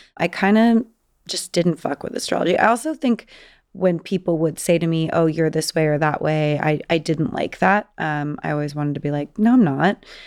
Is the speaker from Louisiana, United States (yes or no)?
no; Southern California, United States; I grew up in Southern California